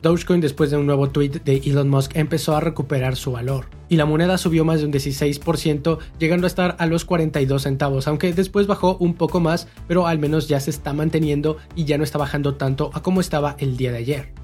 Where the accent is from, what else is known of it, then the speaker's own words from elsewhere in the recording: Mexico; de nosotros como mexicanos